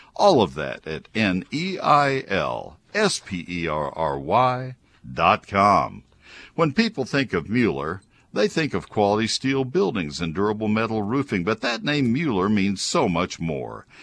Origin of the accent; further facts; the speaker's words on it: Brazos County, Texas, United States; moved away; Brazos County, my hometown originally